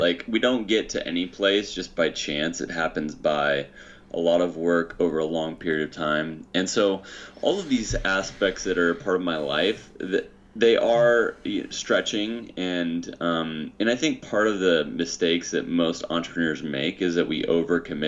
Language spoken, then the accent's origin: English; Hutchinson, Kansas, United States; now in California, United States; I grew up in Kansas, Hutchinson, Kansas, the middle of America